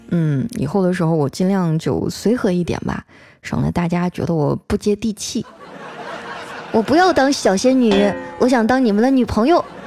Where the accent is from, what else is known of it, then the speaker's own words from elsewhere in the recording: Qitaihe, Heilongjiang, China; moved away; 我七台河的老乡啊